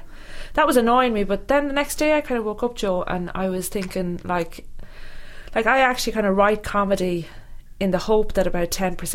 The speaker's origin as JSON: {"language": "English", "town": "Athlone", "region": "Westmeath", "country": "Ireland", "said": "I'm from Athlone in the Midlands of Ireland."}